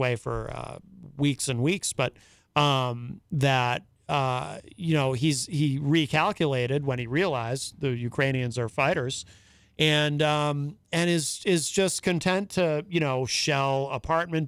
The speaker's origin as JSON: {"language": "English", "country": "United States", "tie": "born or raised there", "said": "I grew up here in the United States"}